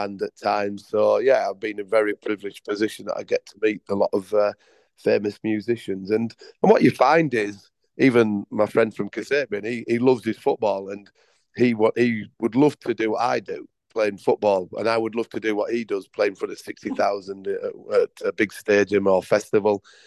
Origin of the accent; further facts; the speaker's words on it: Leeds, Yorkshire and the Humber, United Kingdom; moved away as an adult; also born or lived in Leicester; now in Bengaluru, India; I was brought up in Yorkshire, Leeds, and where I started as a 14-year-old player